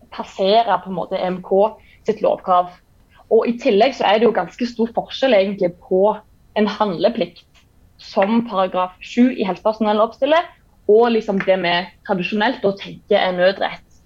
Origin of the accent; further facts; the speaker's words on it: Jæren, Rogaland, Norway; also born or lived in Kristiansand / Bergen; now in Stavanger, Norway; jeg kommer fra Jæren